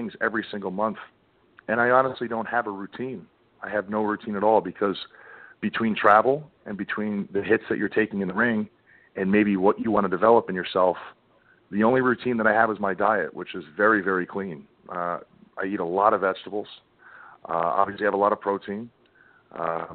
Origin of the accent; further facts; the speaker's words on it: New York, United States; I grew up in New York, so that New England foul mouth